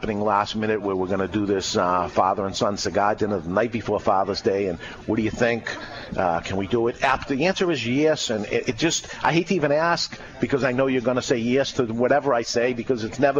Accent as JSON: {"language": "English", "town": "Boston", "region": "Massachusetts", "country": "United States", "tie": "born or raised there", "moved": "yes", "lives_now": "New Hampshire, United States", "said": "I grew up in the Boston area"}